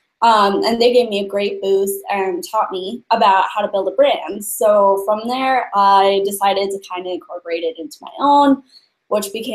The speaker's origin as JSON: {"language": "English", "region": "Montana", "country": "United States", "tie": "born or raised there", "moved": "as an adult", "said": "the first time I really traveled outside of Montana, and I grew up"}